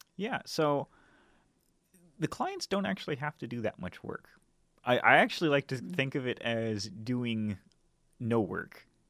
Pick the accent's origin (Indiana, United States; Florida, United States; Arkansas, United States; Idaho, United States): Idaho, United States; North; moved away as an adult; also born or lived in Seattle, Washington; now in Portland, United States; I'm originally from North Idaho. Um, grew up there, and spent pretty much most of the, my first two decades in that uh, region